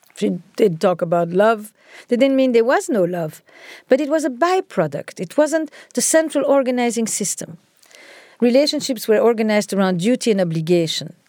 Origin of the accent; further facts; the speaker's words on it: Antwerp, Flanders, Belgium; I grew up in Antwerp, in Belgium